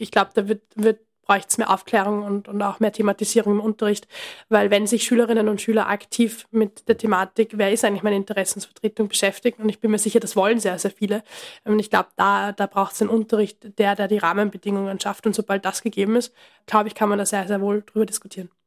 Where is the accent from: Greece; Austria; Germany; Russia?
Austria; bei uns in Österreich